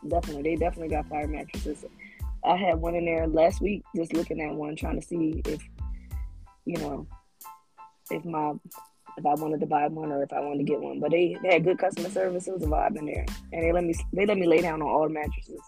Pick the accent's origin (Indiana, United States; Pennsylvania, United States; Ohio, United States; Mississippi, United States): Pennsylvania, United States; Philadelphia; I'm from Philly, so I like the cold